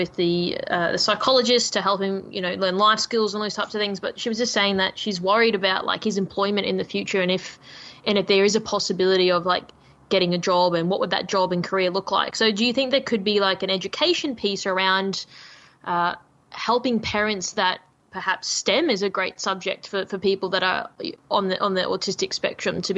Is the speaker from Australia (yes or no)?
yes; Australia; we as Australian citizens